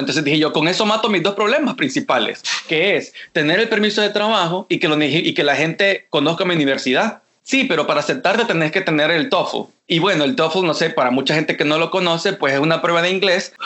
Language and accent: Spanish; El Salvador; moved away as an adult; also born or lived in Costa Rica; now in Los Angeles, United States; yo soy salvadoreño